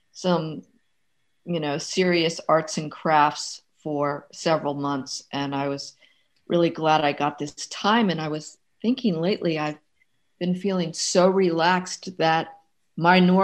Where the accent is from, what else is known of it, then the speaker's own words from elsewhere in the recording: Maryland, United States; moved away; my hometown, Maryland